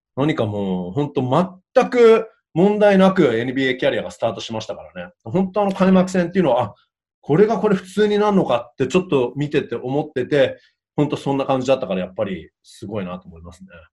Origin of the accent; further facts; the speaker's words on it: Canada; 自分もカナダ人なのでね